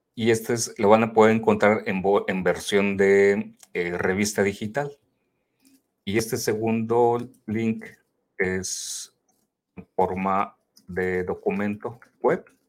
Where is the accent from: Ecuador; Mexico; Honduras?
Mexico; somos tres de México que nos encontramos en este grupo también de Global.